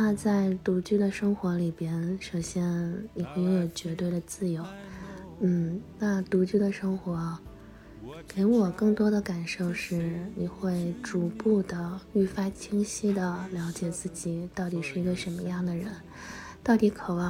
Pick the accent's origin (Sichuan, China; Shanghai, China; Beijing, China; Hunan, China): Beijing, China; ，现在已经是我独居的第十个年头了。